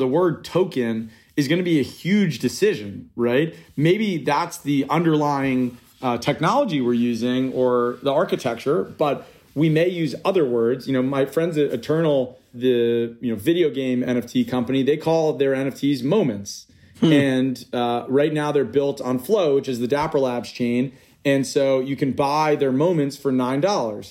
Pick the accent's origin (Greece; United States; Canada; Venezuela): United States; New York; I grew up in New York